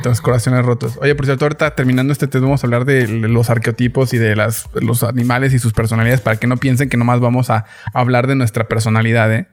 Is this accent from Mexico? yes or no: yes; Mexico City, Mexico; Soy chilango.